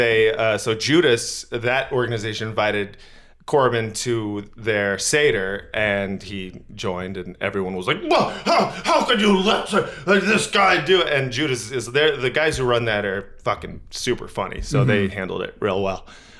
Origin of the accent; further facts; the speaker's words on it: Scotland, United Kingdom; I'm from Scotland, and I didn't know all this stuff.